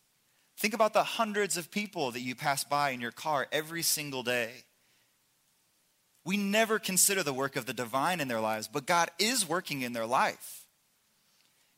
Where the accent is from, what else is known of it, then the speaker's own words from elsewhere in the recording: Indiana, United States; now in Oklahoma, United States; I'm from Indiana, and we drive past cows all the time. We live in Oklahoma